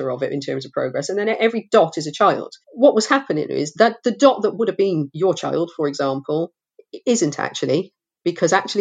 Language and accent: English; Forest of Dean, South West England, United Kingdom; When I grew up in the Forest of Dean, education was selective still.